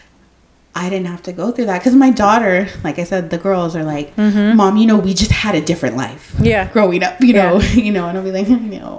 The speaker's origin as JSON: {"language": "English", "town": "San Antonio", "region": "Texas", "country": "United States", "tie": "born or raised there", "also_born_or_lived": "Austin, Texas / Buda, Texas", "moved": "as an adult", "said": "I did not want to come back to San Antonio because back then I was like, I live in Austin and Buda. Like, I left my hometown."}